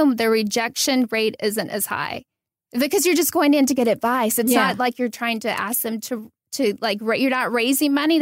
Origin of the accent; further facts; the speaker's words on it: a small town outside of Nashville, Tennessee, United States; also born or lived in Beverly Hills, Los Angeles; now in Los Angeles, United States; I'm from a small town outside of Nashville